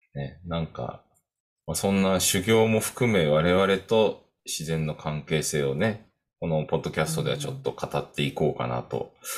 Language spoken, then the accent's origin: Japanese; Kodaira, Tokyo, Japan; also born or lived in Koenji, Suginami, Tokyo; 東京で生まれたので、まあ、杉並区の高円寺っていうところにいたんだけど